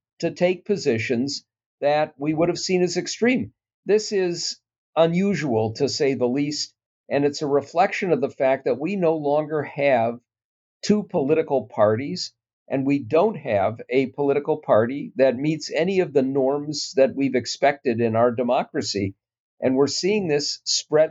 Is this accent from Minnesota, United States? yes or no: yes; Minnesota, United States; I'm a Minnesotan